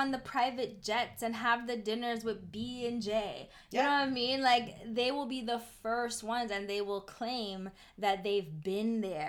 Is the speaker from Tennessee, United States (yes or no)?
yes; Memphis, Tennessee, United States; I'm from Memphis.